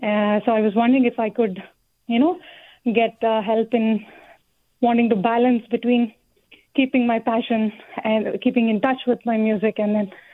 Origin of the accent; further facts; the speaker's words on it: California, United States; I am from Bay Area.